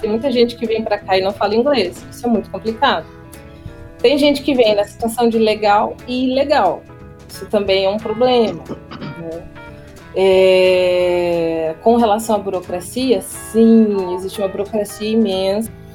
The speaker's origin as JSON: {"language": "Portuguese", "country": "Brazil", "moved": "as an adult", "lives_now": "United Kingdom", "said": "sou brasileira sim, sou mestiça sim"}